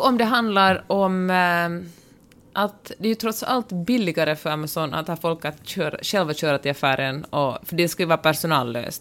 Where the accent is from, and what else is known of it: Finland